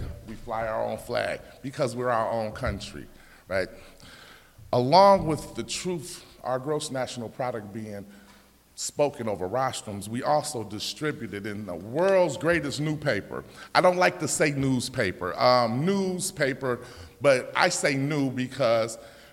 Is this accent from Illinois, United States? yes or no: yes; Chicago, Illinois, United States; We're from Chicago